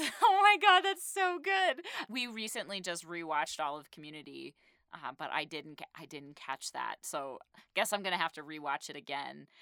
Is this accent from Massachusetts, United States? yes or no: yes; Massachusetts, United States; I'm from Massachusetts